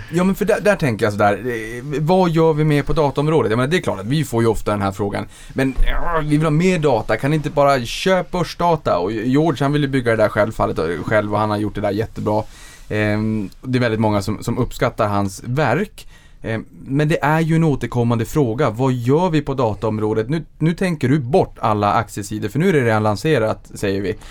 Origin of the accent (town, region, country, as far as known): Boden, Norrbotten County, Sweden